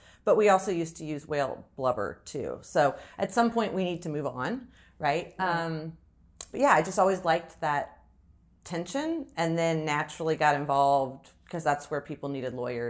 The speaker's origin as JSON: {"language": "English", "region": "Florida", "country": "United States", "tie": "born or raised there", "also_born_or_lived": "Huntsville, Alabama", "said": "so born in Huntsville, Alabama, but my parents were high school sweethearts. They're both from Alabama. We moved to South Florida because my dad's an aerospace engin"}